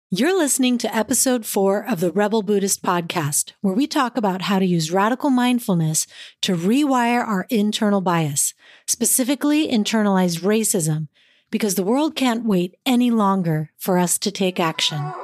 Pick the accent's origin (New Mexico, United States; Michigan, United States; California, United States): California, United States; East Palo Alto; I grew up in East Palo Alto, in a racially diverse community and within a tight-knit Filipino group.